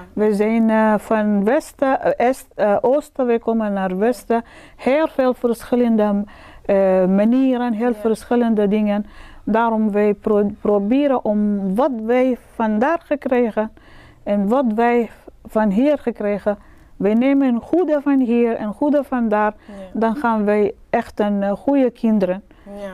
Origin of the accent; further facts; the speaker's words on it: Sudan; Dutch is a second language; now in Netherlands; ik ben eigenlijk uit Sudan